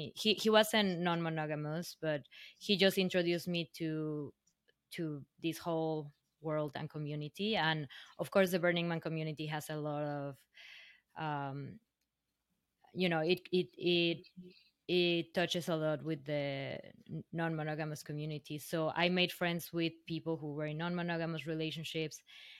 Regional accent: Mexico; now in New York City, United States; Not really. Well, to backtrack a little bit, I didn't come directly from Mexico. I actually left Mexico

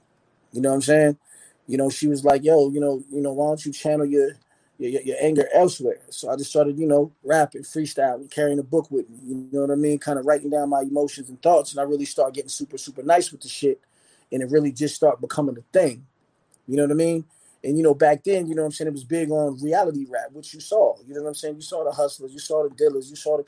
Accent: Arizona, United States; also born or lived in Philadelphia, United States; I was born in Philly, you know what I mean? And I ended up moving out to Arizona, you know what I'm saying? My father was in the military, so we moved out.

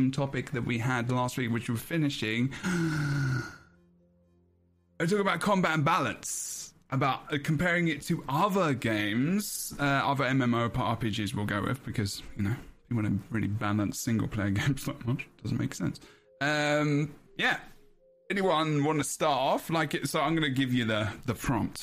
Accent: United Kingdom; I'm British

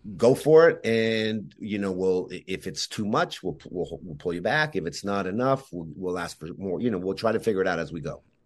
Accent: Montreal, Quebec, Canada; even though I was born in Montreal, everybody else in my family was born in, in Yugoslavia.

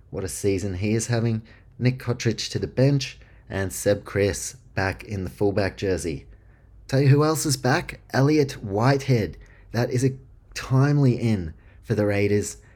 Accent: New Zealand; I grew up in New Zealand

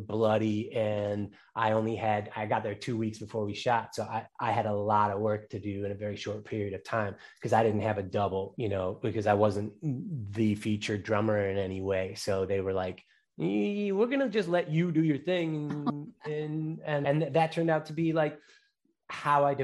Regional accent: Chicago, Illinois, United States; also born or lived in Los Angeles; born and raised in Chicago

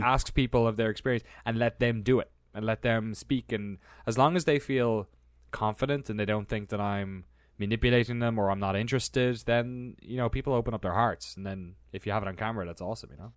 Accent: Ireland; born or raised there; moved away as an adult; also born or lived in London / San Francisco

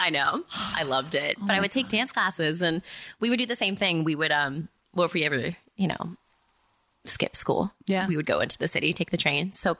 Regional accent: Paramus, New Jersey, United States; moved away as an adult; also born or lived in Maryland / New York City; now in Los Angeles, United States; I actually lived in Maryland before New Jersey for 7 years, but then I moved to New Jersey

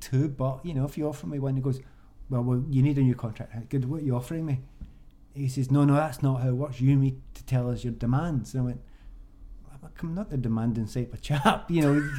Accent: Glasgow, Scotland, United Kingdom; moved away as an adult; I came from the East End of Glasgow

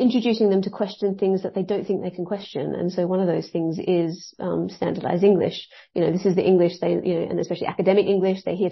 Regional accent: Australia; now in Wales, United Kingdom; originally I'm from Australia

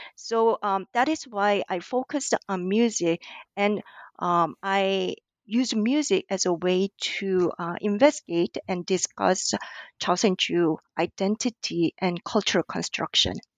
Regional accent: South Korea; moved away as an adult; also born or lived in New York, United States / Hawaii, United States; now in Auckland, New Zealand; I was born and raised in South Korea until I moved to the U S, um, as an inter-, national student

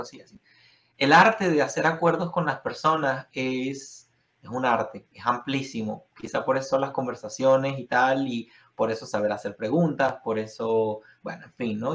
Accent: Venezuela; now in United States; yo vengo de Venezuela

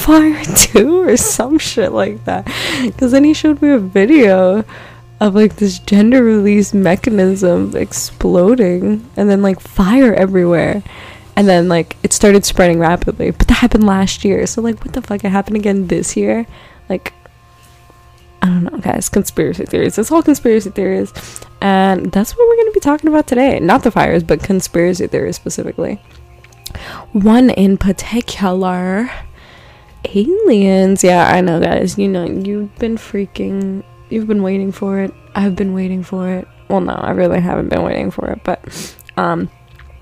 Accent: East Coast, United States; now in Los Angeles, United States; I'm not freaking from California. We don't really deal with wildfires in the East Coast

